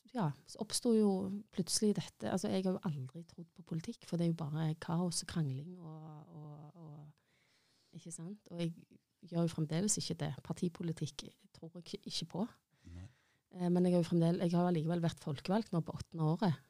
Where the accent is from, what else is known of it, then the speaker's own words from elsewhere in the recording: Stavanger, Rogaland, Norway; har bodd i Stavanger hele livet mitt